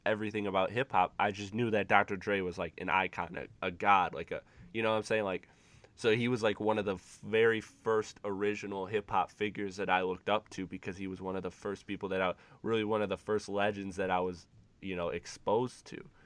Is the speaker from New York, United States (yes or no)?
no; Detroit, Michigan, United States; I'm from the Michigan area, Metro Detroit